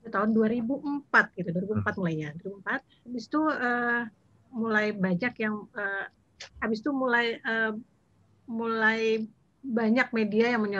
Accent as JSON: {"language": "Indonesian", "town": "Payakumbuh", "region": "West Sumatra", "country": "Indonesia", "said": "Jadi ada teman yang misalnya dari Batu Sangkar eh, karakter rendangnya beda, aku dari Payakumbuh lain lagi rendangnya."}